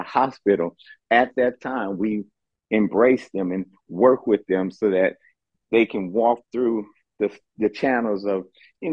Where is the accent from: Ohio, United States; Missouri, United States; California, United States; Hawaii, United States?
California, United States; Oakland; I'm from Oakland, California, born and raised there